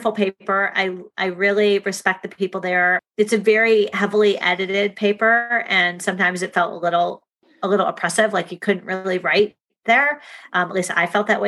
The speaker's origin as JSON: {"language": "English", "town": "Shaker Heights", "region": "Ohio", "country": "United States", "tie": "born or raised there", "moved": "yes", "said": "my hometown of Shaker Heights, Ohio"}